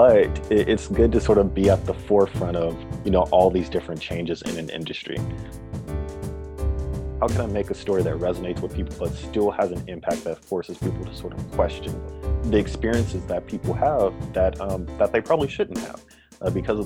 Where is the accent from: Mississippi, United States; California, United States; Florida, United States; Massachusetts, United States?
California, United States; Bay Area; moved away as an adult; also born or lived in Hawaii / Oregon; now in Portland, United States; I'm from the Bay Area in California